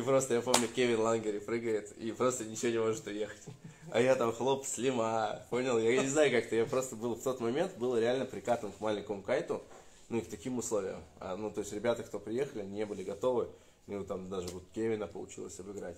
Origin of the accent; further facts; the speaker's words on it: Russia; я из России